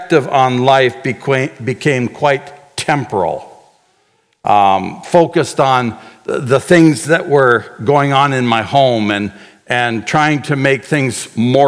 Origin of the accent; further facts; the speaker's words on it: Canada; moved away as an adult; also born or lived in Chaco, Paraguay; As a Canadian boy